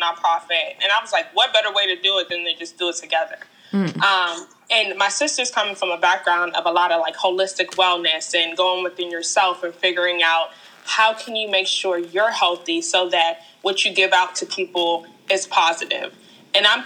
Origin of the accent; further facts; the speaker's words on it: Hyattsville, Maryland, United States; I grew up in Hyattsville, Maryland